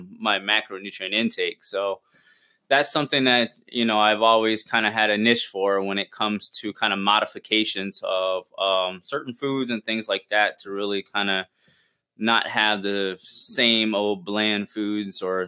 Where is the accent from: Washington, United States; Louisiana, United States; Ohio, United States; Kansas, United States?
Louisiana, United States; South; now in Tampa, United States; I grew up in Louisiana, in South Louisiana, like right outside, about 45 minutes